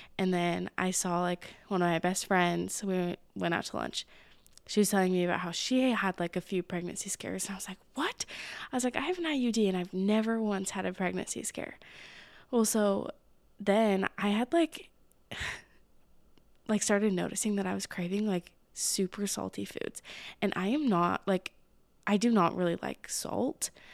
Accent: Utah, United States; I grew up in Utah.

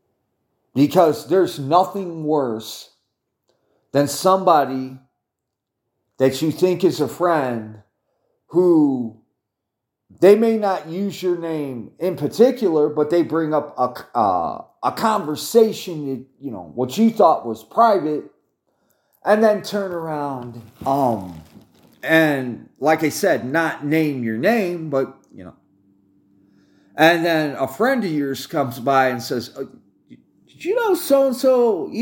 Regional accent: United States; I'm an American

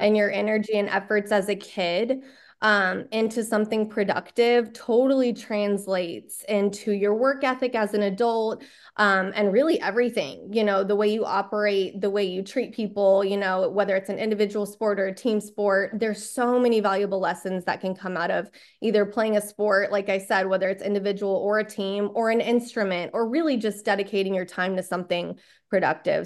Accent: Texas, United States; born and raised in Texas

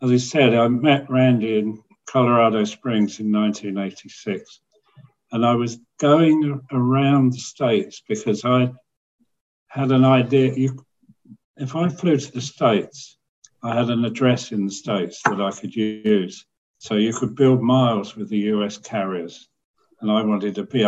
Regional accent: United Kingdom; I'm British.

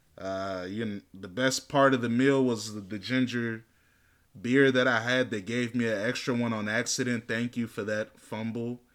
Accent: United States; I'm born and raised in America

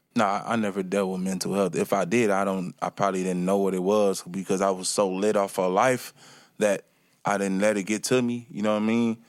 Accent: Chicago, Illinois, United States; moved away; also born or lived in Milwaukee, Wisconsin; I was born from Milwaukee, Wisconsin, in Milwaukee, Wisconsin, and I was raised in Chicago

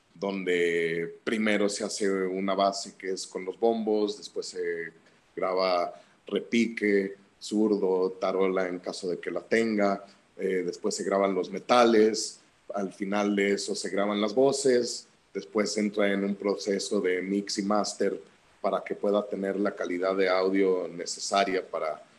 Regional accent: Guadalajara, Jalisco, Mexico; de chico, aquí en Guadalajara

